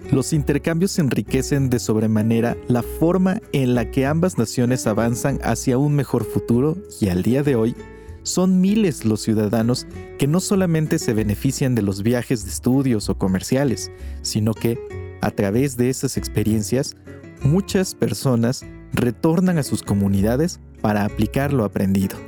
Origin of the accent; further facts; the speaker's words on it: Mexico; tenemos como mexicanos